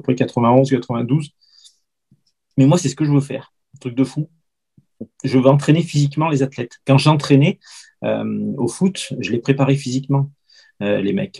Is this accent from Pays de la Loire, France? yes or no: no; Lamastre, Auvergne-Rhône-Alpes, France; j'ai fait toutes les catégories, euh, de débutants, jusqu'à vétéran dans mon petit club de la Mastre